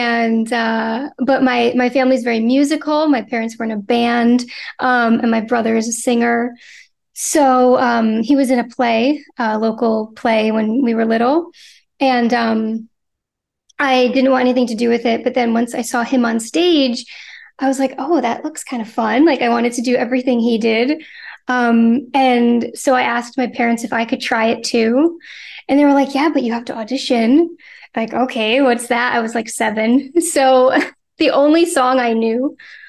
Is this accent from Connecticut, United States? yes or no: yes; New Haven, Connecticut, United States; I'm from Connecticut. Yeah, I'm from New Haven.